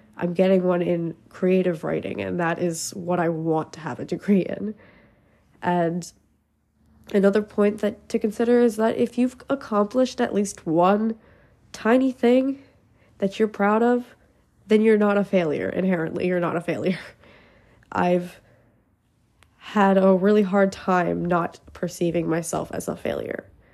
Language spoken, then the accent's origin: English; Pennsylvania, United States; I'm from Pennsylvania